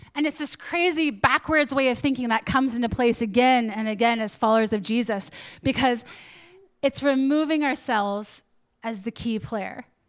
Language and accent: English; Canada; I'm Canadian